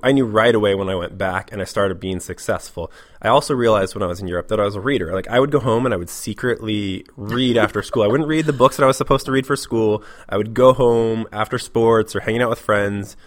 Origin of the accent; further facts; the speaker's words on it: Portland, Oregon, United States; moved away as an adult; now in Seattle, United States; I'm from Portland, Oregon. Uh, I lived there for the most part until I was about 21, and then I came up to Seattle